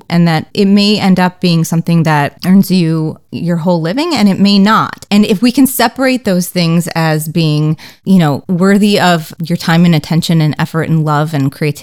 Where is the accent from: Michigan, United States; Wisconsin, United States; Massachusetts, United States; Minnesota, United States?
Wisconsin, United States; Racine; moved away as an adult; also born or lived in Syracuse / New York / Los Angeles; I grew up in Racine, Wisconsin